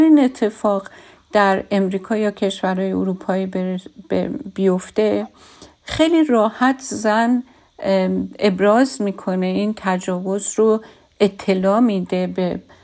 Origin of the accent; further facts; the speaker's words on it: Iran; من از ایرانم